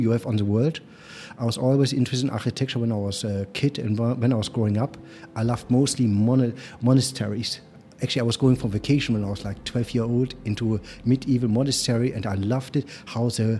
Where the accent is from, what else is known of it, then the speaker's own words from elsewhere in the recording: Germany; accent: German; English is a second language; You hear I have a sweet German accent. Somehow I cannot get rid of it. I grew up in Germany